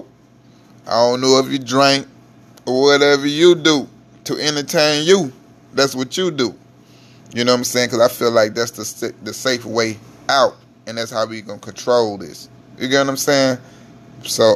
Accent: Mississippi, United States; now in Houston, United States; I'm originally from Mississippi

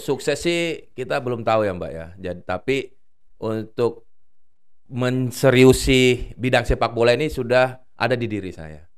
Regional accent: Makassar, South Sulawesi, Indonesia; moved away; kalau di daerah di kampung mm. halaman saya itu di Makassar, eh, anak-anak eh, anak -anak kecil tuh memang sukanya bermain bola di jalanan

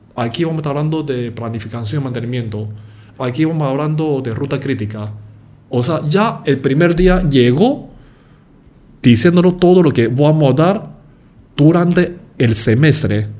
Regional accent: Panama; nosotros los panameños

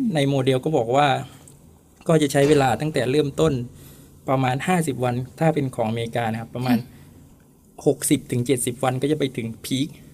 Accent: Songkhla, Thailand; also born or lived in Hua Sai, Nakhon Si Thammarat; now in Nakhon Si Thammarat, Thailand; จริงแล้วผมอยู่สงขลา

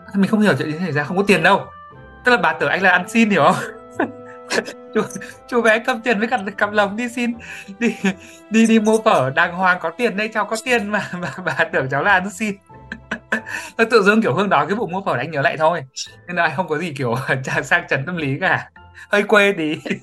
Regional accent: Hải Dương, Vietnam; moved away; mình sinh ra và lớn lên tại Hải Dương

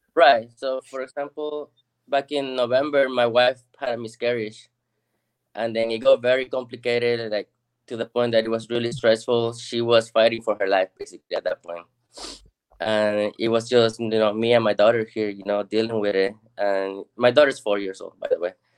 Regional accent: Lima, Peru; now in Texas, United States; I'm originally from Lima, Peru.

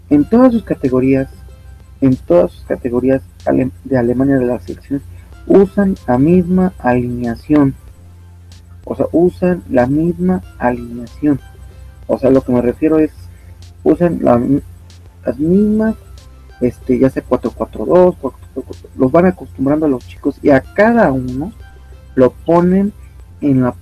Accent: Mexico; Nosotros como mexicanos somos más, como podemos ser más forristas, como Osvaldo Sánchez en Televisa

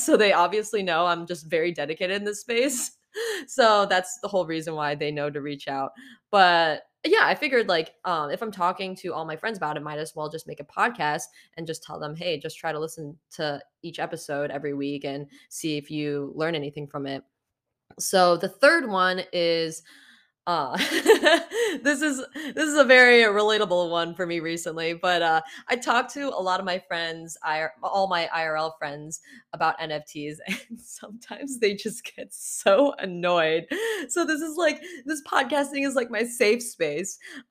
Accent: San Francisco, California, United States; also born or lived in Chicago; I'm from San Francisco. I moved here in June from Chicago, and I'm part of the Metaverse family on Discord

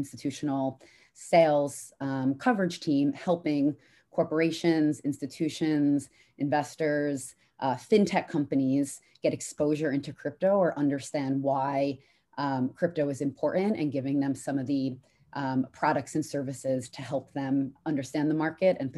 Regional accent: New York City, New York, United States; moved away as an adult; also born or lived in London, United Kingdom; now in United Kingdom; I'm from New York, lived in New York

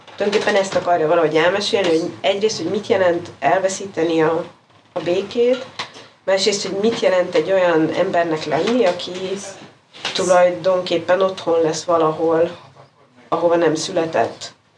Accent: Hungary; first language Hungarian; moved away

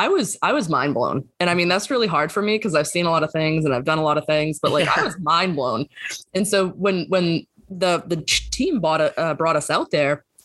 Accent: Boston, Massachusetts, United States; moved away; I'm from Boston originally

